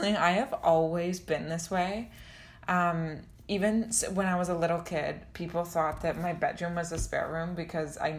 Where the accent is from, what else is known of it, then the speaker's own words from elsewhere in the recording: London, Ontario, Canada; also born or lived in Toronto; I grew up in London, Ontario